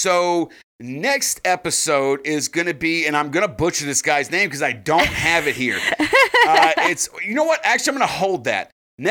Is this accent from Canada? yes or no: no; South Carolina, United States; We're from South Carolina